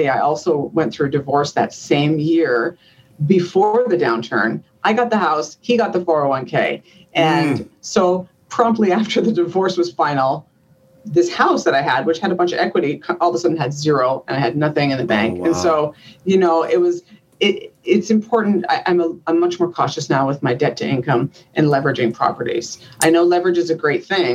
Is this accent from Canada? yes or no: yes; Canada; moved away as an adult; now in United States; So I'm from Canada